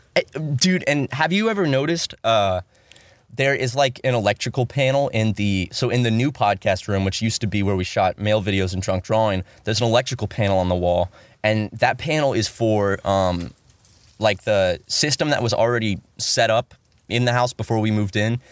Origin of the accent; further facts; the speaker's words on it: South Carolina, United States; moved away; back home in South Carolina